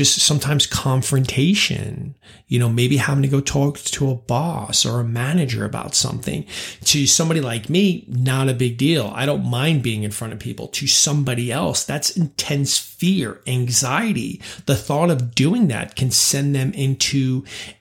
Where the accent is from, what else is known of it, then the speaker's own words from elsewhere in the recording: New York, United States; also born or lived in California / London; now in Charlotte, United States; I grew up in New York